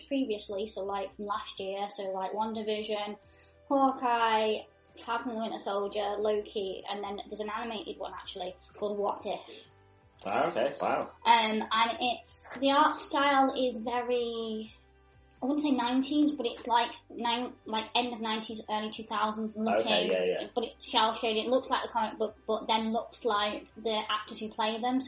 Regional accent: Chadderton, North West England, United Kingdom; also born or lived in Sheffield; now in Manchester, United Kingdom; I'm originally from Chadderton.

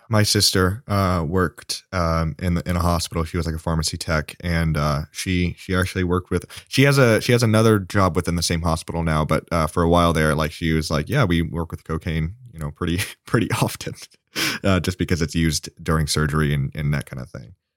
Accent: Indianapolis, Indiana, United States; we're from Indiana and we're all from Indianapolis

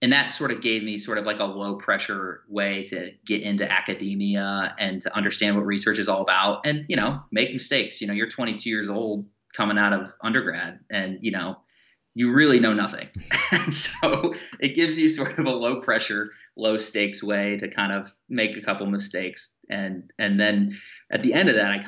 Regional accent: Bowling Green, Ohio, United States; I grew up in the Midwest, so I grew up in Bowling Green, Ohio.

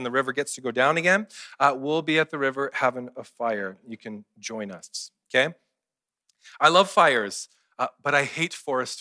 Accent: Kelowna, British Columbia, Canada; I grew up in Kelowna

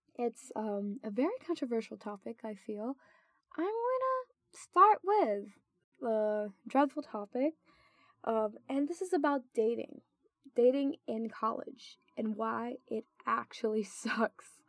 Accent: Philippines; moved away as an adult; now in United States; I go to college in the U.S. and I'm actually from the Philippines

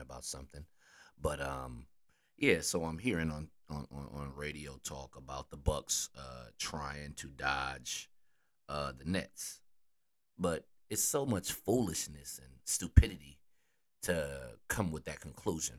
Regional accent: Wisconsin, United States; I'm from Wisconsin

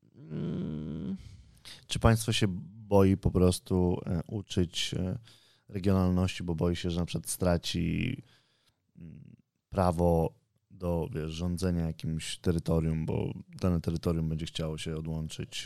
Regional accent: Poland; jestem z Polski

